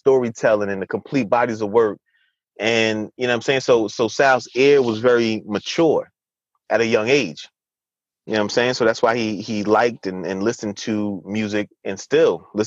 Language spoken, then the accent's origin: English; Orange, New Jersey, United States; I'm from Orange.